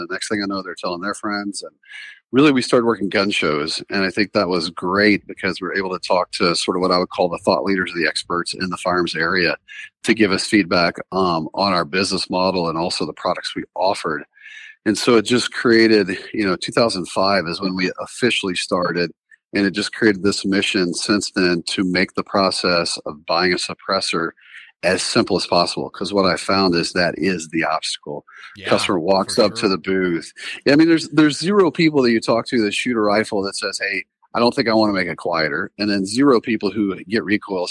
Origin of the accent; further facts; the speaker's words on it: the South, United States; moved away as an adult; also born or lived in North Carolina; now in South Dakota, United States; I grew up in the South